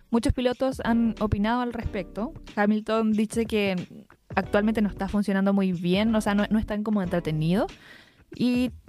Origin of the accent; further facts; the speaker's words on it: Chile; porque nosotros somos chilenos